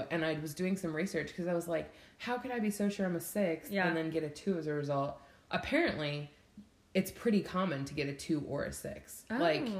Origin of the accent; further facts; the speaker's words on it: Syracuse, New York, United States; moved away as an adult; now in Arkansas, United States; No, I'm from Syracuse, which is upstate.